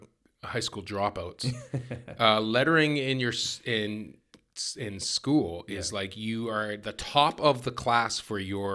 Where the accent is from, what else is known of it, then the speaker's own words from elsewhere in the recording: Victoria, British Columbia, Canada; So I grew up in Victoria.